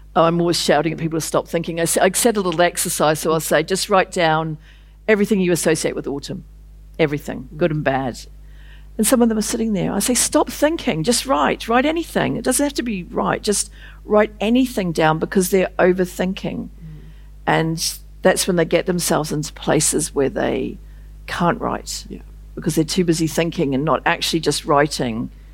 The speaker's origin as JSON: {"language": "English", "country": "New Zealand", "said": "I was a woman from New Zealand"}